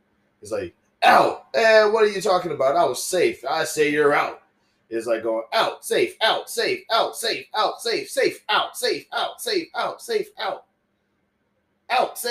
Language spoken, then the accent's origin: English; the South, United States; growing up in the South, I had to have a specific religion